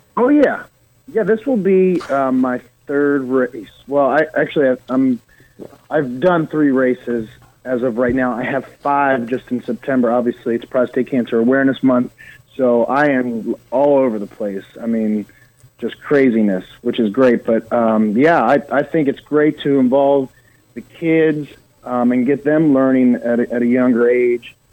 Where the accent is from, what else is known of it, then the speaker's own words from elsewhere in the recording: Eastern Shore of Maryland, United States; moved away as an adult; also born or lived in Baltimore, Maryland; now in Nashville, United States; I'm from the Eastern Shore of Maryland